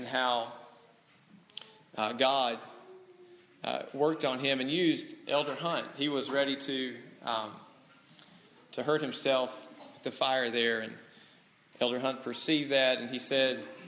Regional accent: the Bible Belt, the South, United States; moved away as an adult; also born or lived in Maryland; now in Alabama, United States; after being raised in the Bible Belt, after living here 10 years, and then after getting to go back south

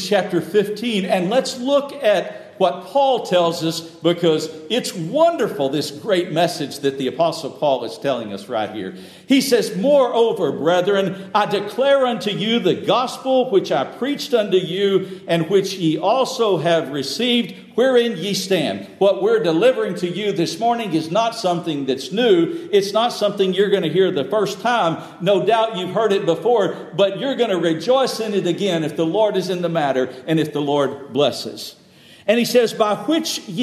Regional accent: Texas, United States; moved away; some folks down south where I grew up in Texas

